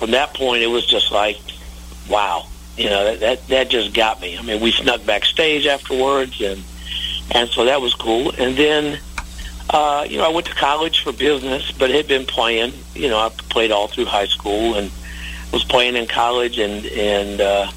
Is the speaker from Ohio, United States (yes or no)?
yes; Cincinnati, Ohio, United States; I grew up in Cincinnati, Ohio.